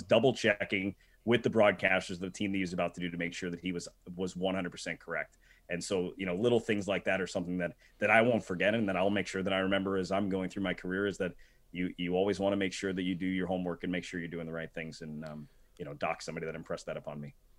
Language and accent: English; New Jersey, United States; I grew up in New Jersey, um, right outside New York City